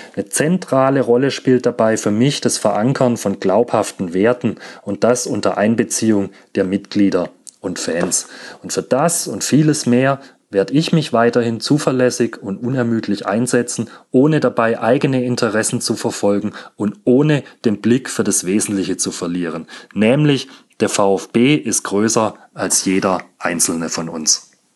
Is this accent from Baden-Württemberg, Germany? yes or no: yes; Stuttgart, Baden-Württemberg, Germany; geboren und aufgewachsen in Stuttgart